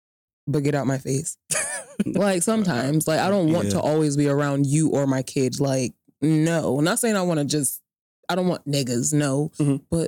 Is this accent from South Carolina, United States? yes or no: no; New Jersey, United States; I'm from Jersey